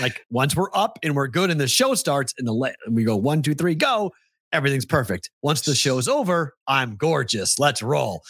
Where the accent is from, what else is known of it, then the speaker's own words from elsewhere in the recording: New England, United States; moved away as an adult; now in Las Vegas, United States; Growing up in New England